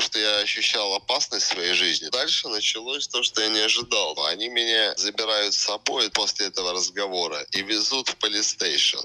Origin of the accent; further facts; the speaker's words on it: Russia; moved away as an adult; now in Goa, India; Я обычный э, выходец из СССР